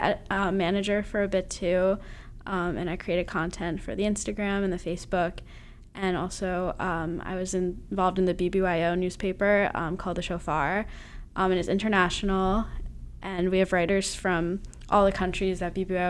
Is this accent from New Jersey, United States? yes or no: yes; Tenafly, New Jersey, United States; I'm from Tenafly